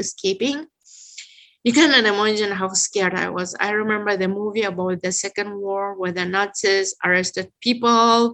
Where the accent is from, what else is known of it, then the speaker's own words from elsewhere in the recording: Tashkent, Uzbekistan; English is a second language; moved away as an adult; also born or lived in Odessa, Ukraine / Germany; now in Detroit, United States; I was born in Tashkent under the communist system. On the one hand, I grew up in a Muslim culture, you know, in my Uzbek community